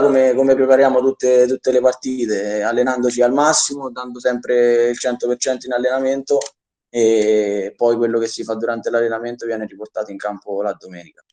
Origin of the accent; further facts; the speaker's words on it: Soriano, Italy; è il mio paese